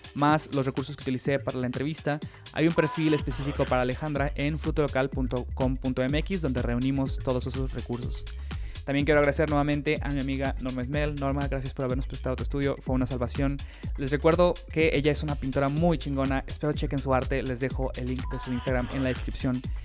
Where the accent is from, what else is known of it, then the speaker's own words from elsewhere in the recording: Mexico; soy un hombre mexicano